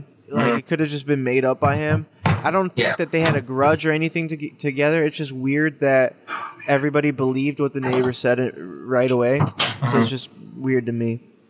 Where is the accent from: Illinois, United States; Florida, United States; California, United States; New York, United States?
Illinois, United States; Chicago; I grew up in the Chicago area